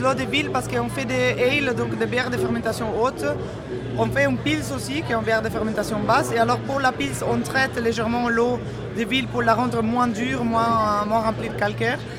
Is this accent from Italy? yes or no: yes; Italy; also born or lived in Belgium; now in Brussels, Belgium; je suis belge d'adoption italienne d'origine